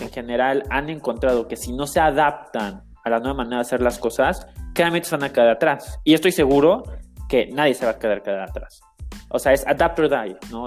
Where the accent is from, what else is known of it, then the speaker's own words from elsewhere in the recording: Mexico; como mexicano